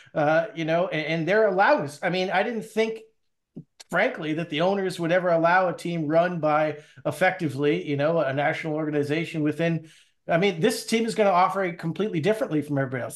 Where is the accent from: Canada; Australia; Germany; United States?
Canada; I'm a Canadian